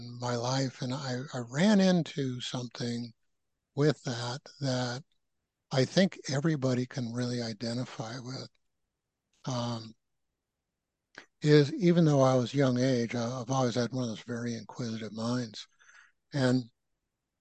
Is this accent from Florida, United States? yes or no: no; San Francisco Bay Area, California, United States; moved away as an adult; also born or lived in Midwest; now in Asheville, United States; I grew up in the West Coast, San Francisco Bay Area